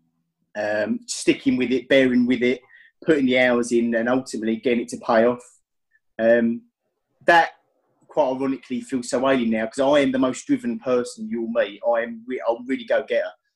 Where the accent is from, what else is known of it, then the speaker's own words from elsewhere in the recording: Essex, East of England, United Kingdom; I am from Essex in England, so roughly about sort of 45 minutes out of London by train